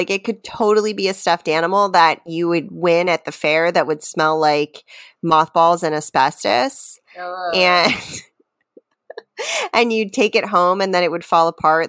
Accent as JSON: {"language": "English", "region": "Maryland", "country": "United States", "tie": "born or raised there", "moved": "yes", "said": "where I grew up in Maryland"}